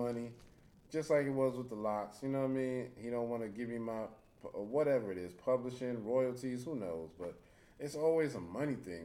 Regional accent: New York City, New York, United States; also born or lived in Harlem; mostly I was raised in the Bronx. So most of my background is the Bronx

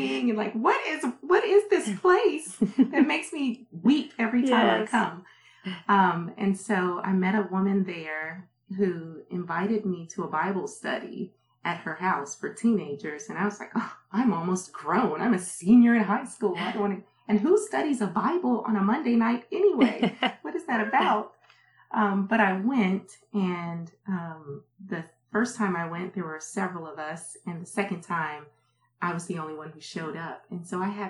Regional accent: Prince George's County, Maryland, United States; also born or lived in North Carolina / Kansas City; now in Oklahoma, United States; Yeah, I grew up in Maryland. I was born in North Carolina, but raised in Maryland.

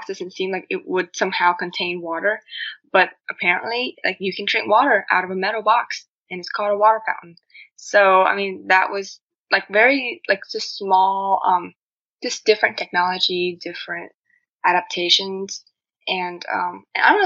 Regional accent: Vietnam; accent: Asian; English is a second language; now in United States; I'm originally from Vietnam, so I moved into the U.S.

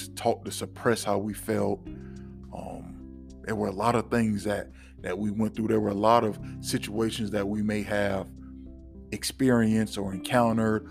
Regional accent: Florida, United States; I'm from Florida

